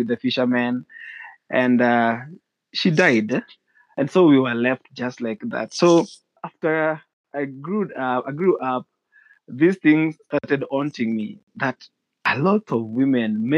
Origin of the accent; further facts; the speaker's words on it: Kenya; being that I grew here